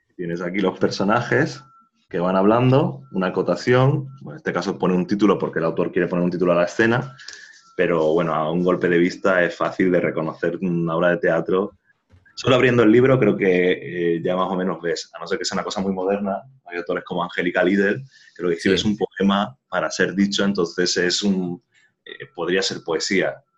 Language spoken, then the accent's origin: Spanish; Jaén, Andalusia, Spain; yo soy de Jaén, de Andalucía